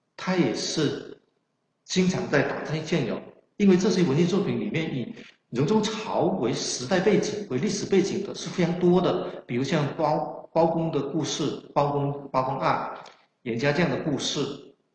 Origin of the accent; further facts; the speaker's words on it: Guangdong, China; accent: Chaoshan; 我的口音呢是有浓烈的，呃，非常浓厚的这种南方口音，更准确地说是潮汕口音，因为我是潮汕人